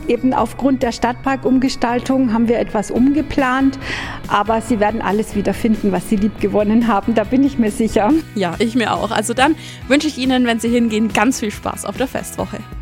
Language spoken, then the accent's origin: German; Allgäu, Germany; bei uns im Allgäu